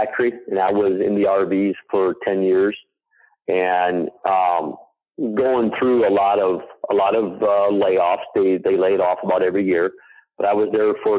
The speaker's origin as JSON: {"language": "English", "region": "Indiana", "country": "United States", "said": "from Schwartz Creations, from Indiana"}